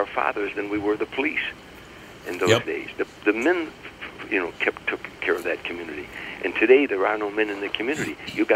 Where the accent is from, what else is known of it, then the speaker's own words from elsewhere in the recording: Harvey, Illinois, United States; I grew up in Harvey